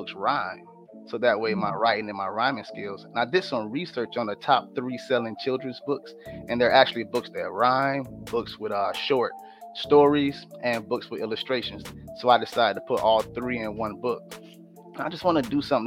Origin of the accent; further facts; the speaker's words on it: Sarasota, Florida, United States; I'm from Sarasota, Florida